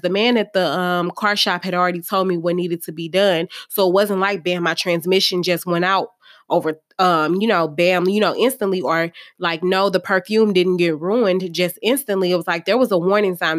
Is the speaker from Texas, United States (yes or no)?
no; St. Louis, Missouri, United States; I'm from Saint Louis